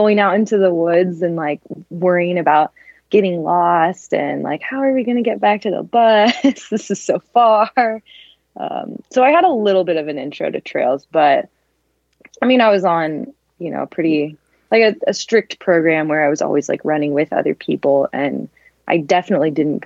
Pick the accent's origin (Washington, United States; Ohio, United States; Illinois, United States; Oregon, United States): Oregon, United States; Westland, outside Portland; moved away; I grew up in Westland, which is like a little suburb kind of outside Portland